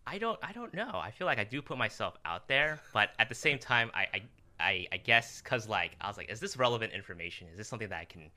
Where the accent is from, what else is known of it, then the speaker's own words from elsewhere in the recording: Los Angeles, California, United States; I was born in Los Angeles